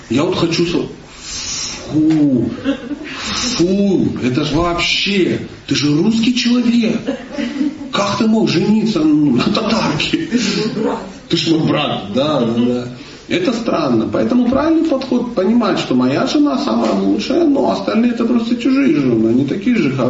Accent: Kalmykia, Russia; born there; Я родился в Калмыкии, у меня дедушка буддист, бабушка буддист, кот буддист, все буддисты.

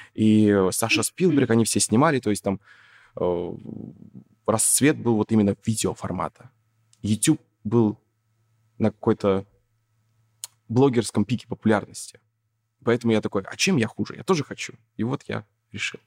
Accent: Yakutsk, Sakha Republic, Russia; я же не из Москвы, я вообще из Якутска

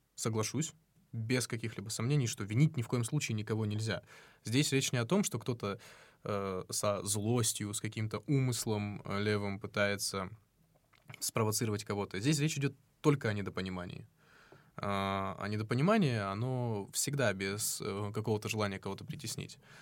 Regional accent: North Ossetia–Alania, Russia; now in Moscow, Russia; я из Осетии

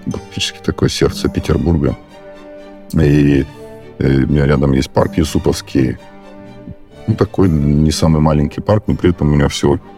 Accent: Crimea, Ukraine; now in Saint Petersburg, Russia; Я сам из Крыма родом, и вообще не очень там как-то способствует э, ландшафт постоянно вот такой вот гористый, вверх-вниз. Я даже сейчас, когда приезжаю домой, мне прям после Питера ровно э, крайне тяжело бегать.

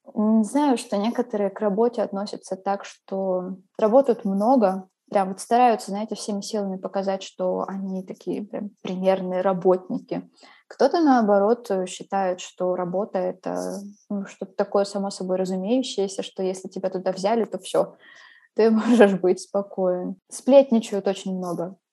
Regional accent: Khakassia, Russia; now in Paris, France; Вот я из Хакасии, И там своя культура, свой язык, свои обычаи

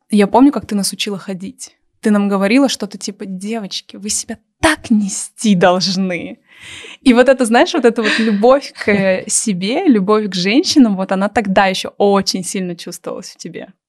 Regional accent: Siberia, Russia; moved away; Я человек, который вырос в Сибири

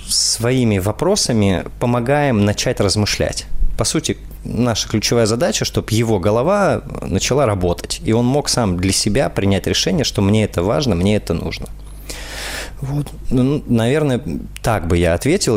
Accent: Saint Petersburg, Russia; из Санкт-Петербурга, мой родной город.

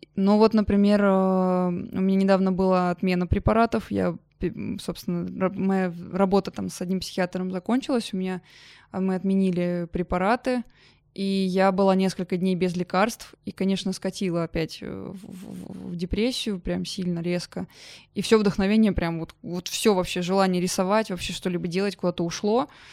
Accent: Oryol, Oryol Oblast, Russia; moved away; also born or lived in Yamal; я в своем в Орле, в родном городе

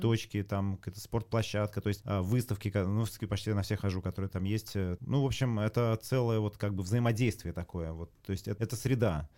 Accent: Saint Petersburg, Russia; я вот вырос в Ленинграде, и, э, очень хорошо этот город знаю

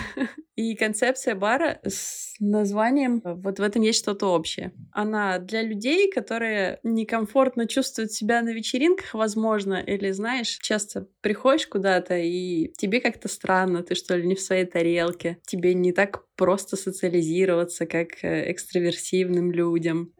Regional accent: Belarus; moved away as an adult; Я не могу сказать, что уехала, потому что я всегда сюда возвращаюсь

